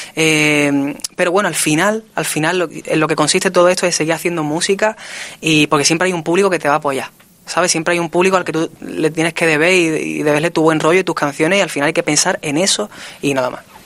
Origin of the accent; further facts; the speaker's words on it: Spain; aquí en mi país